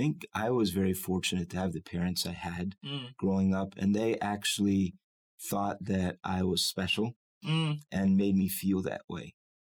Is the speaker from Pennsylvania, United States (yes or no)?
yes; Lancaster, Pennsylvania, United States; born there; I was born in Lancaster, Pennsylvania. My parents were both Amish.